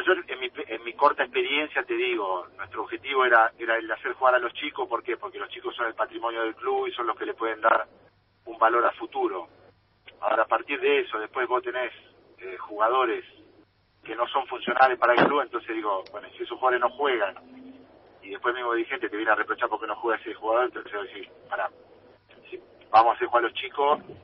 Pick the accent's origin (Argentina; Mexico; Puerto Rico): Argentina; si bien soy muy argentino en todo sentido, como jugador, como ciudadano, como todo